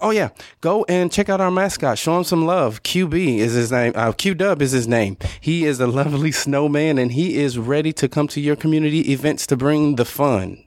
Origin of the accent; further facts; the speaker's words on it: Southern Illinois, United States; moved away; I'm originally from Southern Illinois